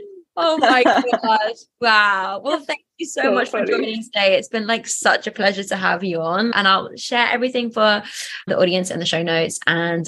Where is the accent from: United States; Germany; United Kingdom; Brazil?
United Kingdom; England; I'm so English right now